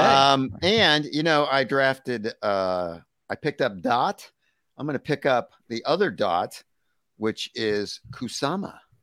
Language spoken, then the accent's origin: English; United States; as an American